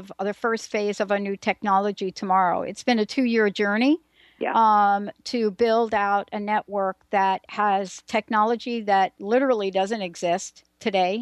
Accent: New York City, New York, United States; I'm a girl from the Bronx that stuttered most of her teenage years

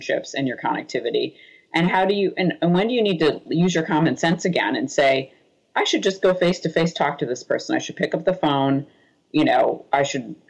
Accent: Boston, Massachusetts, United States; I'm from Boston

